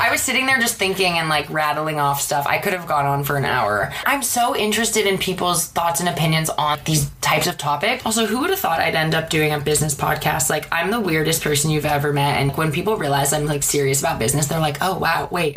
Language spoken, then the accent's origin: English; Seattle, Washington, United States; moved away as an adult; now in Los Angeles, United States; I'm from Seattle and moved to LA in 2011 for film school